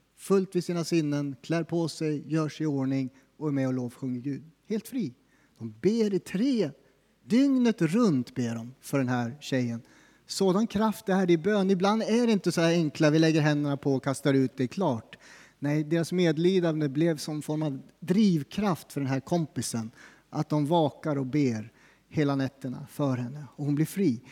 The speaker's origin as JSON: {"language": "Swedish", "country": "Sweden", "said": "som svensk"}